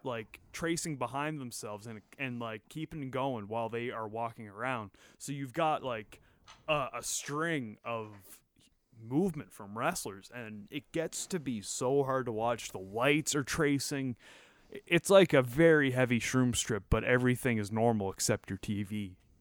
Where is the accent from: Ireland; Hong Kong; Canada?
Canada; as a Canadian